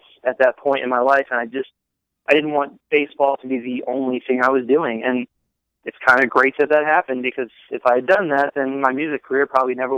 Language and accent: English; New Jersey, United States; moved away; also born or lived in Philadelphia / Baltimore / North Carolina; I'm originally from Philadelphia and grew up in South Jersey